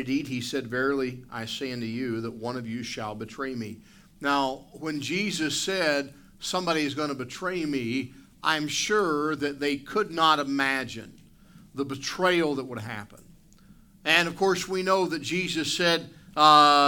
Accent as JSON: {"language": "English", "country": "United States", "tie": "born or raised there", "moved": "yes", "lives_now": "Canada", "said": "I was born in the United States"}